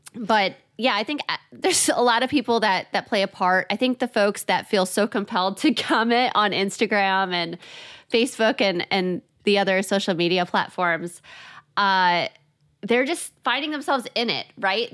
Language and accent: English; Chicago, Illinois, United States; I'm from Chicago